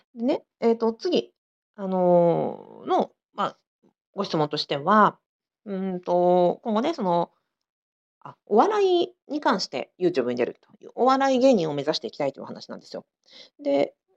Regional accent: Sapporo, Hokkaido, Japan; 私同じく札幌出身で、えー、子育てしながらあの田舎でやってる

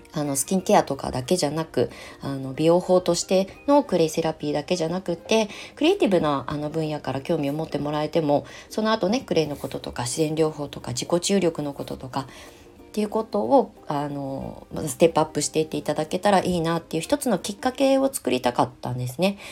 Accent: Japan; moved away as an adult; 約20年ぶりに帰ってきた故郷のその土地に

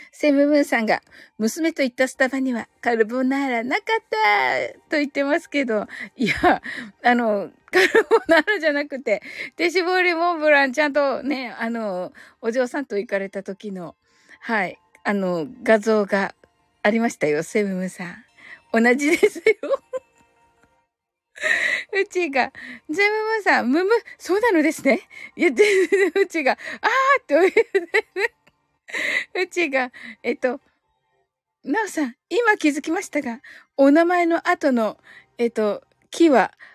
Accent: Kyushu, Japan; 私、九州人なんですけど

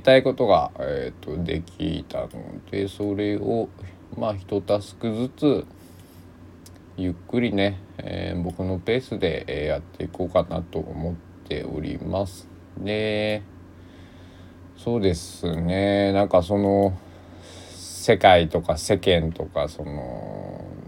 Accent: Kochi, Japan; accent: Sanuki dialect; also born or lived in Kagawa; now in Takamatsu, Japan; 高知県で生まれてる

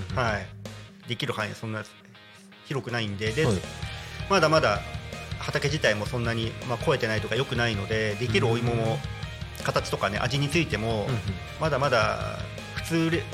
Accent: Kamagaya, Chiba, Japan; moved away as an adult; also born or lived in Oamishirasato, Chiba; now in Narita, Japan; 生まれ育ちはあの千葉県の鎌ヶ谷っていう方なんで

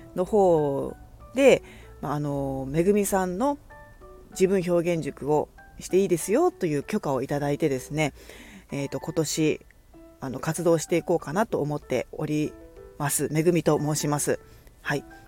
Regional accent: Kagoshima, Japan; moved away as an adult; now in Fukuoka, Japan; 鹿児島で生まれ育ち

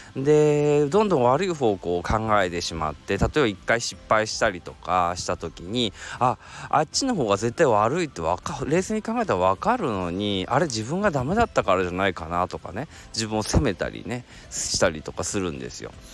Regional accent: Kansai, Japan; accent: Kansai dialect; ちょっと関西弁出ちゃいました

